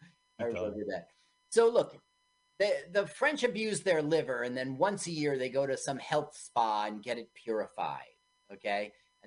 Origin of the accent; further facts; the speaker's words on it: England, United Kingdom; it's like as an Englishman, the thing is, once again, every country, couldn't you do this about Italy?